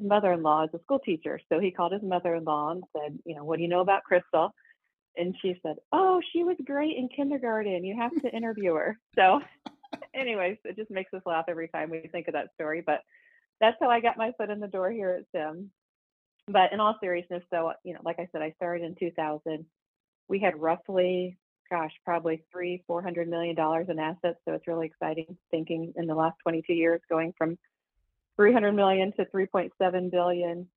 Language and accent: English; Warsaw, Indiana, United States; dropping off my resumes in my hometown